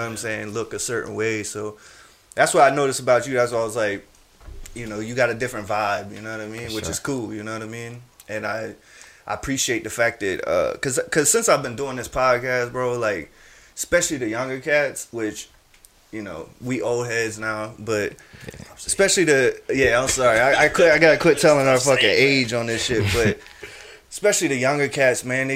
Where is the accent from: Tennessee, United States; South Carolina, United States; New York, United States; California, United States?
South Carolina, United States; Charleston; I'm from Charleston